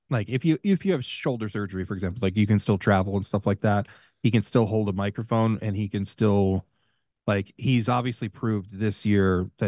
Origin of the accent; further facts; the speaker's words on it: Long Island, New York, United States; I'm from Long Island.